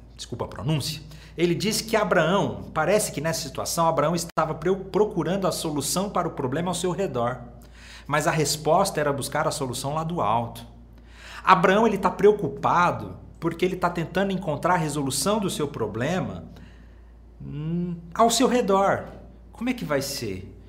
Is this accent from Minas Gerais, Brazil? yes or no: yes; Minas Gerais, Brazil; lá na minha cidade, em Minas Gerais